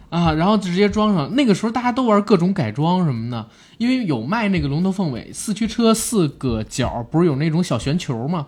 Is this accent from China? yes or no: yes; China; 我们中国人